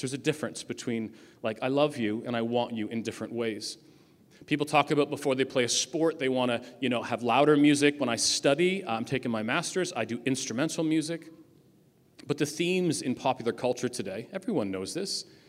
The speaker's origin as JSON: {"language": "English", "town": "Ajax", "region": "Ontario", "country": "Canada", "said": "I come from Ajax"}